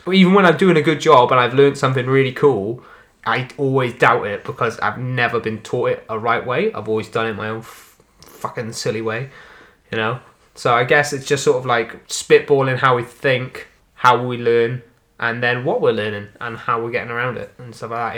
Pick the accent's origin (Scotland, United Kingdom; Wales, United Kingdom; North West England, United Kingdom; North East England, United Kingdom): Wales, United Kingdom; accent: Welsh; I am a Welsh boy, a mere Welsh boy